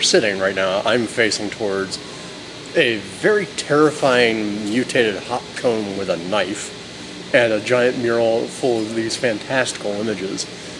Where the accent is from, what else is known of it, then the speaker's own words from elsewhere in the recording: Florida, United States; moved away as an adult; also born or lived in Boston; now in Lancaster, United States; I'm not an Angeleno. I grew up in Florida. Went to school in Boston and came out here. Now I've been here almost 20 years